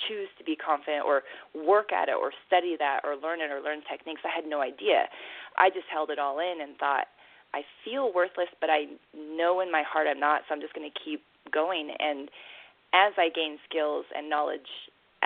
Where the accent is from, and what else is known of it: Pacific Northwest, United States; born or raised there; moved away as an adult; also born or lived in Korea / Africa / Latin America / Asia